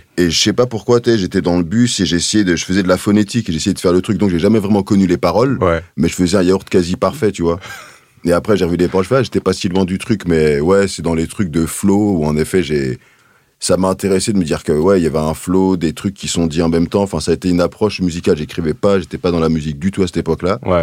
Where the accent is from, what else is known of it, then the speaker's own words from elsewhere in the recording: Paris, Île-de-France, France; j'ai grandi dans le 20e arrondissement